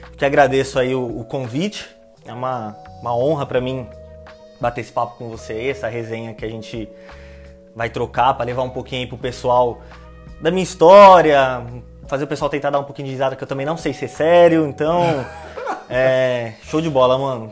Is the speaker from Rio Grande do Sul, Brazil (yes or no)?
no; São Paulo, Brazil; moved away as an adult; also born or lived in Osasco; now in Limeira, Brazil; nascido e criado no Jardim Maringá.